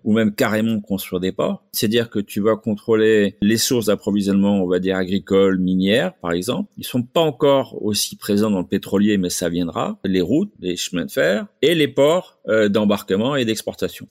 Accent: Azemmour, Casablanca-Settat, Morocco; also born or lived in El Jadida; now in Miami, United States; j'ai grandi euh, sur un domaine euh, agricole qui appartenait à notre famille. Euh, tout près à 5-6 km de Azmour

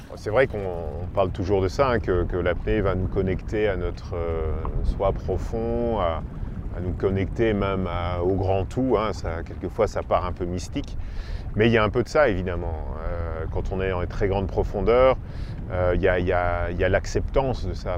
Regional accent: Belgium; moved away as an adult; now in Azores, Portugal; je suis belge d'origine et je vis ici aux Açores depuis, euh, depuis 7-8 ans, 7 ans maintenant.

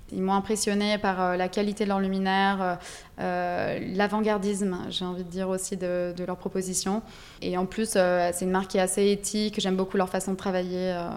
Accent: Ligurian coast, Italy; moved away; also born or lived in Dijon, France; j'ai grandi en Italie, euh, sur la côte euh, Ligure

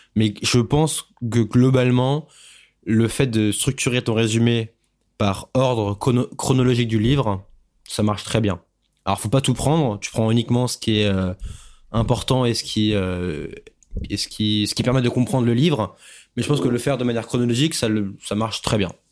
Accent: France; en tant que Français

